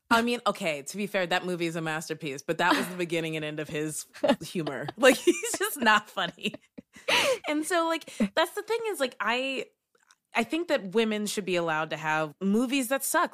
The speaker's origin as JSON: {"language": "English", "region": "Kentucky", "country": "United States", "tie": "born or raised there", "moved": "as an adult", "lives_now": "Brooklyn, United States", "said": "I'm from Kentucky. I lived and worked there for 22 years and then I moved to New York. So I live in Brooklyn."}